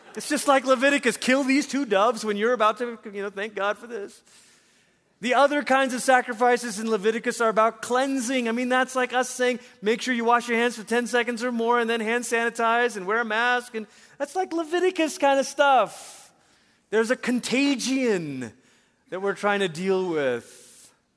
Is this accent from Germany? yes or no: no; Malaysia; also born or lived in Portland, Oregon, United States; I was in middle school, my sister in high school, and we moved back to Malaysia